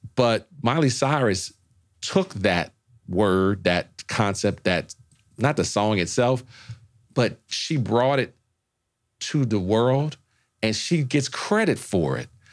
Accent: New Orleans, Louisiana, United States; moved away; I'm from New Orleans.

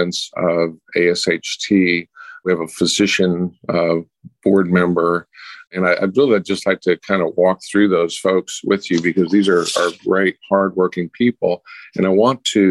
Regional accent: Houston, Texas, United States; I'm from Houston, Texas

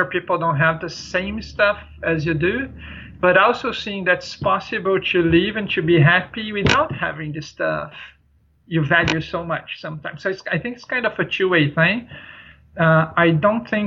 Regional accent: São Paulo, Brazil; moved away; I grew up in a city, you know, like I'm from a big city. São Paulo is the largest city in South America

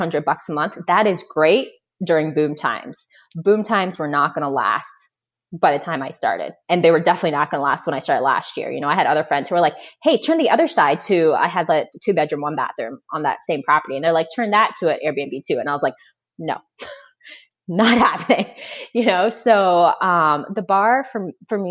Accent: Florida, United States; moved away as an adult; also born or lived in Boston; now in Indianapolis, United States; So I grew up in Florida.

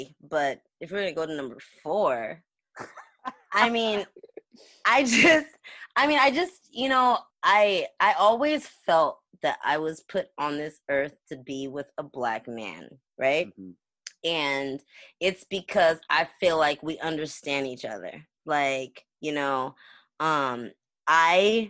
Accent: United States; I'm the first generation born in America

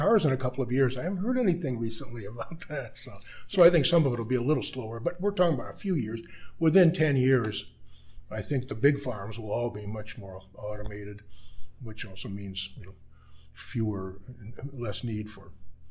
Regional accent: California, United States; also born or lived in Ithaca, New York; now in Saskatchewan, Canada; I grew up in California

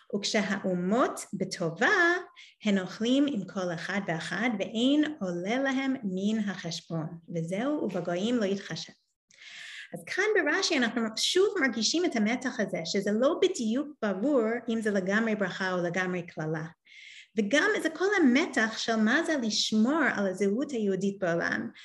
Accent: New York, United States; born or raised there; now in Israel

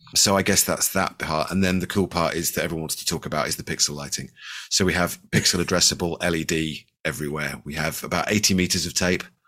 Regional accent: Bristol, South West England, United Kingdom; I'm from Bristol in the U K.

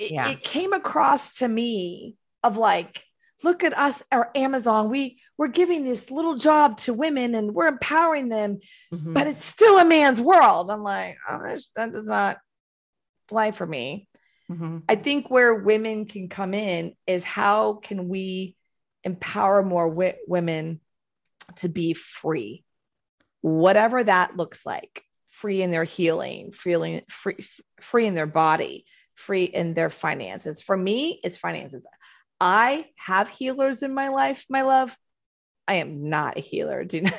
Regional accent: Houston, Texas, United States; also born or lived in Florida; I'm from Texas, born, raised Texas, Houston, Texas. Lived in Florida in the early 2000s, then went home.

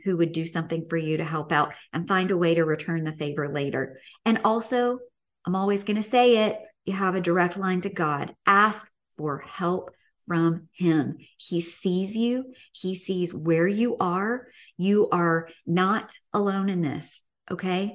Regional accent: the South, United States; growing up in the South.

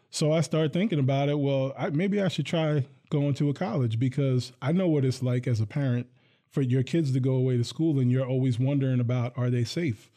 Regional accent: Hillsdale, New Jersey, United States; now in Lansing, United States; Bergen County, New Jersey. I grew up in a town called Hillsdale

